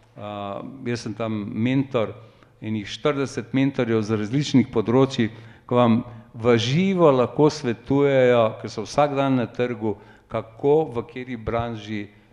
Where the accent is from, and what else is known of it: Slovenia